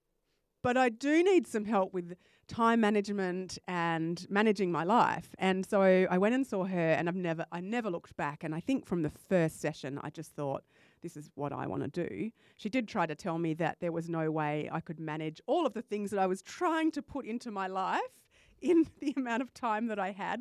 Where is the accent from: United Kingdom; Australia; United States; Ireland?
Australia; Perth, Western Australia; I was born in Perth and came back